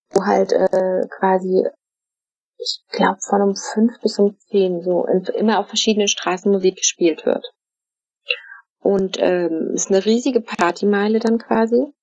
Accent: Frankfurt, Brandenburg, Germany; Also ich bin ja in Frankfurt oder aufgewachsen, das Polen auf der anderen Seite, man konnte aber nicht dahin, äh, weil die Grenze komplett geschlossen war für Deutsche.

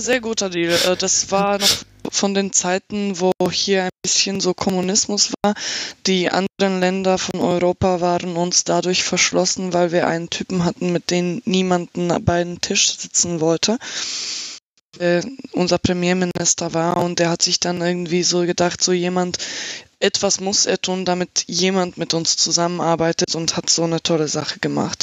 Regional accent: Slovakia; German is a second language; also born or lived in Germany

